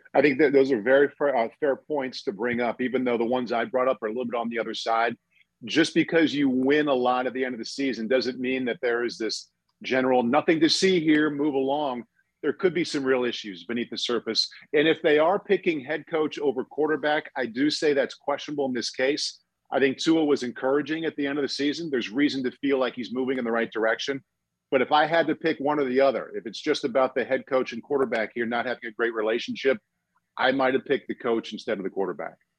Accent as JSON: {"language": "English", "region": "Midwest", "country": "United States", "tie": "born or raised there", "said": "growing up in the Midwest"}